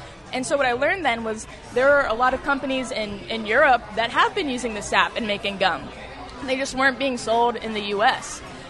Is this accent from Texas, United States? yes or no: no; York, Pennsylvania, United States; York, PA.